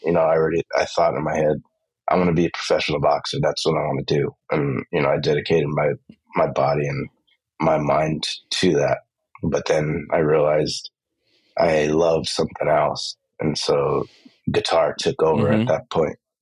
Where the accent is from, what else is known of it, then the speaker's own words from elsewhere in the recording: Los Angeles, California, United States; I grew up in East